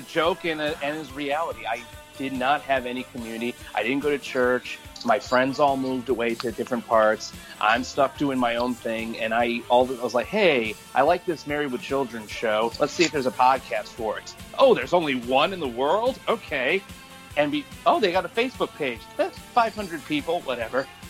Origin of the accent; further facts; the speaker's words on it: Michigan, United States; I'm from the same place as Jamie, Michigan.